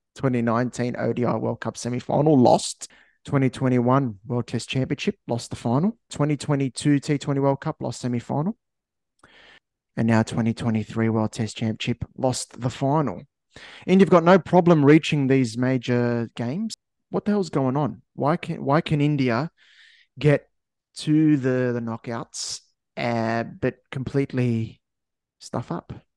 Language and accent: English; Australia; as an Aussie